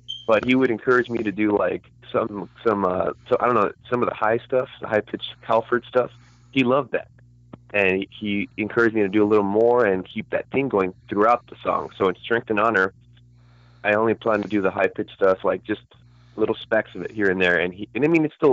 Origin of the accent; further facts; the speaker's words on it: California, United States; I'm Californian